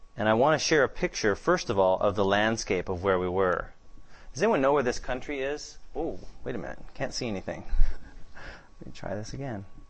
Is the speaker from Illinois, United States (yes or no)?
no; Seattle, Washington, United States; I'm from Seattle